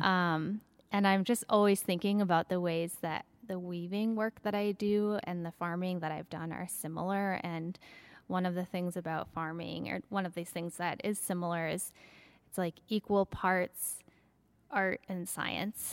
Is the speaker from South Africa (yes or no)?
no; Minneapolis–Saint Paul, Minnesota, United States; now in Maine, United States; I'm from Minnesota originally. I grew up in the Twin Cities